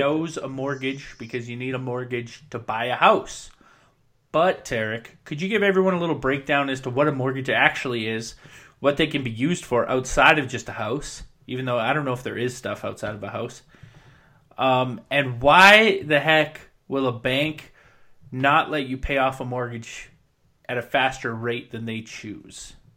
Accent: Williams Lake, British Columbia, Canada; moved away; I come from Williams Lake, which is very reliant on the logging industry

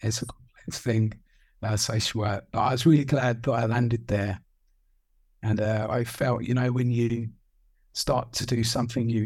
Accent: Kent, South East England, United Kingdom; in my hometown in Kent, I sort of fell into this job of showing people around houses

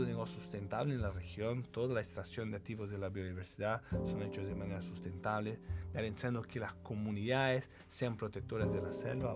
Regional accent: Brazil; Spanish is a second language; moved away as an adult; now in Chile; Yo estudié ingeniería comercial en Brasil soy brasilero

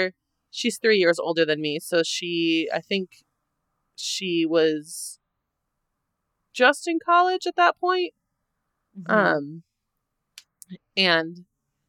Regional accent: Northern Wisconsin, United States; born or raised there; moved away

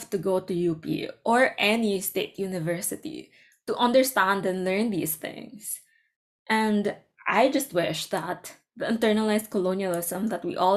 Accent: Philippines; our middle-class Filipino environment

